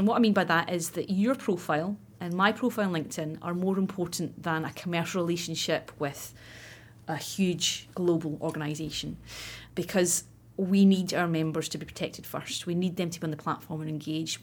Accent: Scotland, United Kingdom; I grew up in Scotland, as you can probably tell, and I went to university in Glasgow.

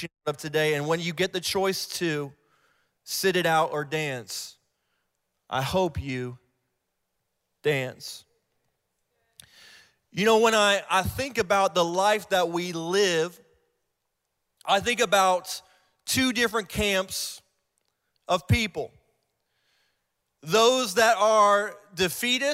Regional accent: Ohio, United States; moved away; I'm from Ohio, too. I'm an Ohio boy

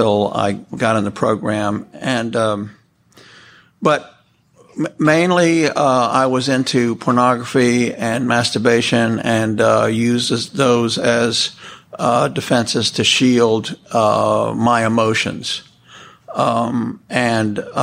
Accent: New York City, New York, United States; I was born in New York City. I was actually born in the Weill Columbia Hospital on the East River. I was raised in New York City.

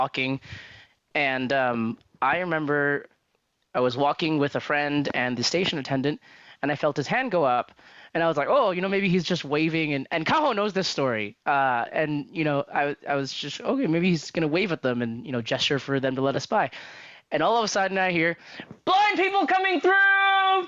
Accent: Canada; growing up in Canada, I'd never experienced like things like that before.

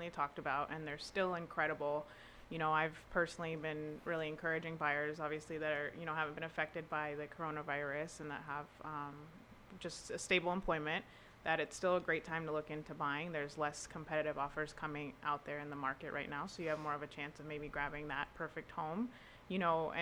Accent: Naples, Florida, United States; also born or lived in Tampa; I pretty much was born and raised in Naples

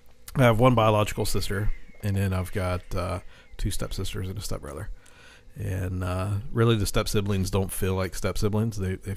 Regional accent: Morgantown, West Virginia, United States; born or raised there

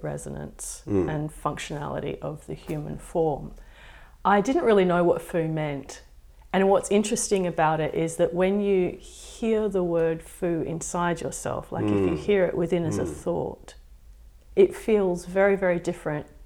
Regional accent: Perth, Western Australia, Australia; I'm born and bred in Perth.

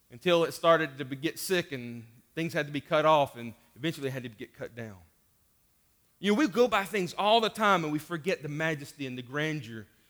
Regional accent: Hendersonville, North Carolina, United States; I grew up in Hendersonville and went to Flat Rock Eleme-, or Flat Rock, uh, Middle School

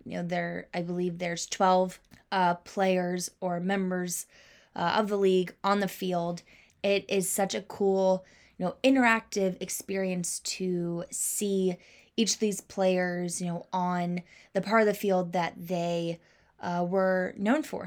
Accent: Kansas City, Missouri, United States; growing up in the South Suburbs of Kansas City

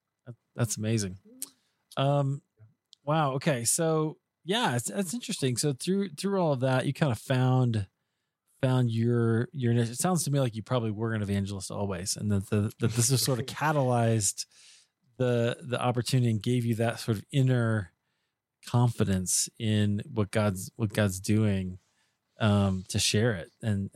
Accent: Iowa, United States; I grew up in Iowa

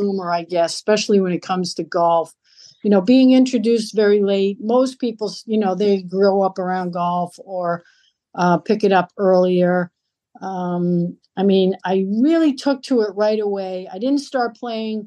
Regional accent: Lowell, Massachusetts, United States; moved away as an adult; also born or lived in Nashua, New Hampshire; I grew up in Lowell, Massachusetts, in the inner city there

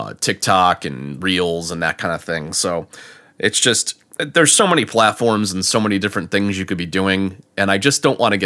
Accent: Connecticut, United States; now in Florida, United States; I mean, growing up in Connecticut and being down here in Florida for 10 years, I'll drop that Southern thing every once in a while.

